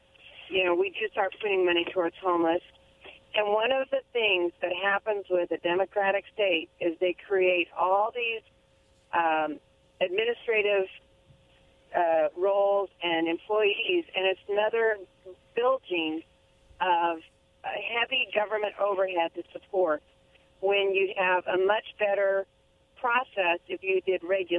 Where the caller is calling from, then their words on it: Pasco, Washington, United States; from Pasco